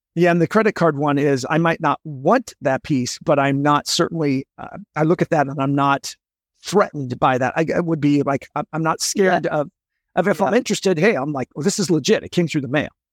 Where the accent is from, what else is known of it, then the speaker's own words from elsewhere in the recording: Seattle, Washington, United States; I grew up in Seattle